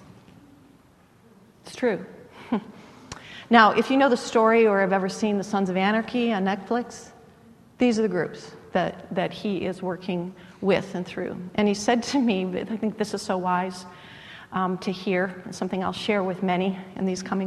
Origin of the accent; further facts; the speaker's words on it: United States; I was born in the United States rather than some other part of the world